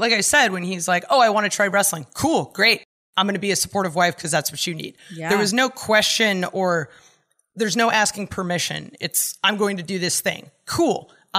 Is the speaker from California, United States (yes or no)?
yes; California, United States; I grew up in California and I moved away, so that should tell you something.